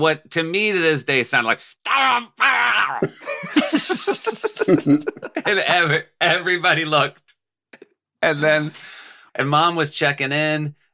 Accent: New England, United States; We grew up in New England

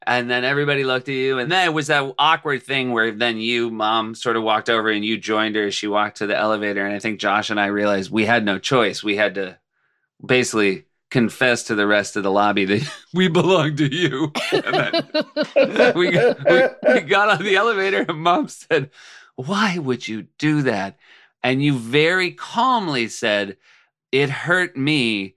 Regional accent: New England, United States; We grew up in New England

